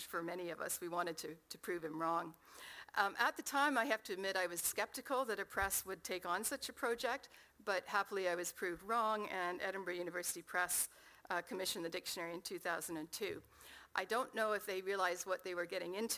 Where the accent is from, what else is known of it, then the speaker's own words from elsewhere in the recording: Canada; accent: Canadian; As you can tell from my accent, that's where I come from.